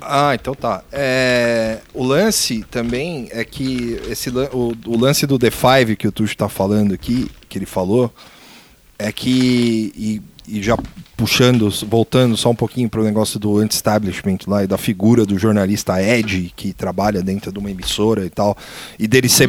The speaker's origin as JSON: {"language": "Portuguese", "country": "Brazil", "said": "A gente como brasileiro"}